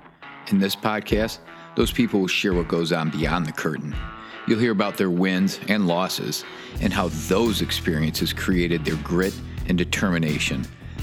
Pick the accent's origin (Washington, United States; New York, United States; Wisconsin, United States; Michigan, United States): Michigan, United States; born or raised there